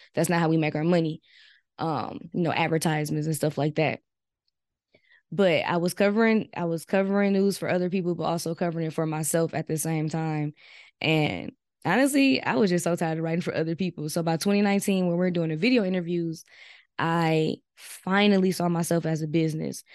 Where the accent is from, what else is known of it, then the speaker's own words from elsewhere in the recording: Milwaukee, Wisconsin, United States; I'm from Milwaukee, Wisconsin, and I'm twenty-six years old.